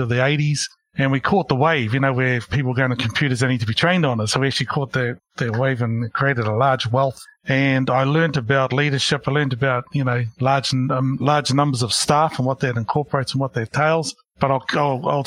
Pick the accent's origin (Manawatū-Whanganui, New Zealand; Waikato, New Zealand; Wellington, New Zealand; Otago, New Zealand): Wellington, New Zealand; Porirua; moved away as an adult; also born or lived in Christchurch / Hamilton; now in Auckland, New Zealand; I grew up in Porirua, Wellington